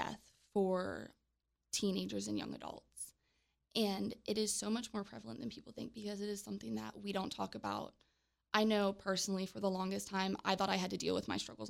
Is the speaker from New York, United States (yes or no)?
no; Charles Town, West Virginia, United States; I'm from Charlestown, West Virginia originally. I still live there